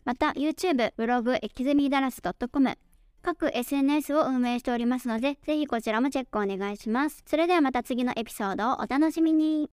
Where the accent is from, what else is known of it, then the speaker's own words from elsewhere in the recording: Japan; first language Japanese; now in Dallas, United States; 私自身は、えー、日本語が母国語で